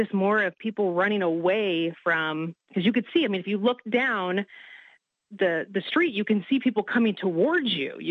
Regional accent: Kansas City, Missouri, United States; the city that you were born and raised in, that you grew up

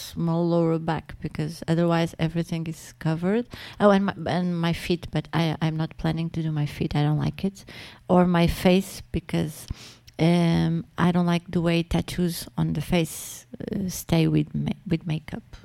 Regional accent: Portugal; English is a second language; I'm speaking uh, Latin as a Portuguese

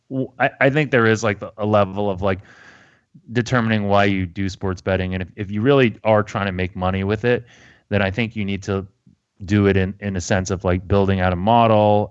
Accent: United States; being American

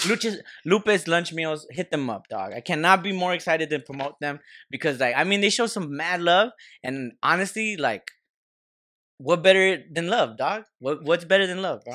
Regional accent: United States; we're American, we're Mexican Americans

